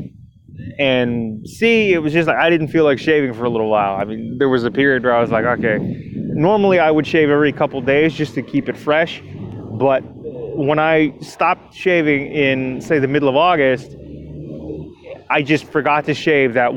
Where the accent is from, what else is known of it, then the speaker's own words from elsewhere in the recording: Toronto, Ontario, Canada; this show is produced out of my hometown of Toronto, Ontario, Canada